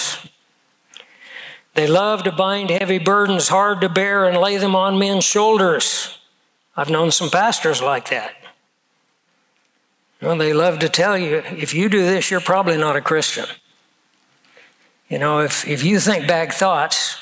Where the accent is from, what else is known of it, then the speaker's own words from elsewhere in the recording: United States; as an American